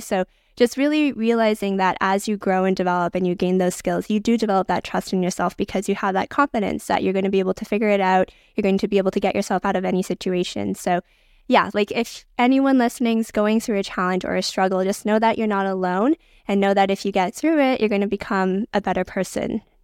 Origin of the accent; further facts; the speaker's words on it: Vancouver, British Columbia, Canada; I was born and raised in Vancouver